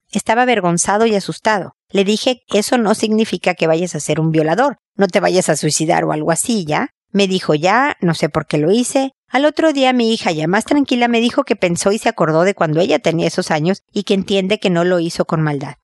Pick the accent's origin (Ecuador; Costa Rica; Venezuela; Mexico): Mexico; moved away; mudarse a, México, a mi tierra